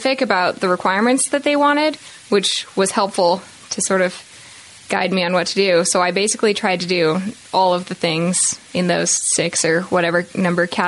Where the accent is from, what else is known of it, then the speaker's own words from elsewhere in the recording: Salt Lake City, Utah, United States; also born or lived in California; we moved to Salt Lake when I was like two